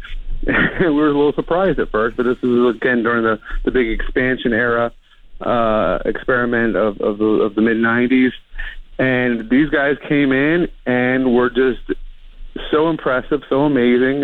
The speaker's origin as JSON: {"language": "English", "town": "Baltimore", "region": "Maryland", "country": "United States", "tie": "born or raised there", "said": "I grew up here in Baltimore."}